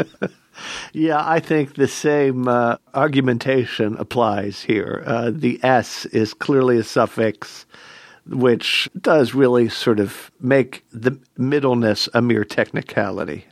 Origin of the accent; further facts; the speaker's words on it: Philadelphia, Pennsylvania, United States; growing up in Philadelphia